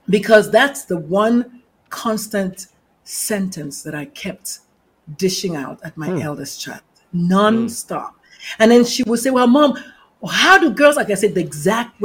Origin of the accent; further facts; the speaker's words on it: Nigeria; moved away; also born or lived in northern Nigeria; I'm the Nigerian-born Catholic mother of a transgender adult